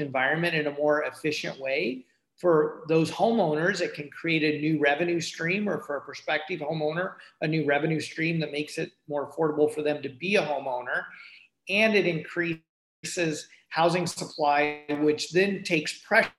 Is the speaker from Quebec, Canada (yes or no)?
no; Guelph, Ontario, Canada; I'm from Guelph